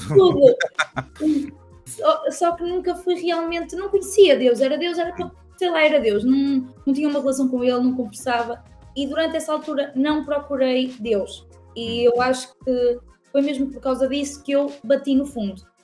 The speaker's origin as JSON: {"language": "Portuguese", "town": "Tabuaço", "region": "Norte", "country": "Portugal", "tie": "born or raised there", "also_born_or_lived": "Vila Nova de Gaia"}